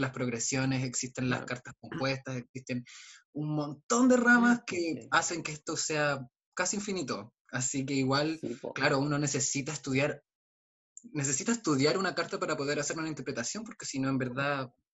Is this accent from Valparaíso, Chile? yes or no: no; Aysén, Chile; vengo de Aysén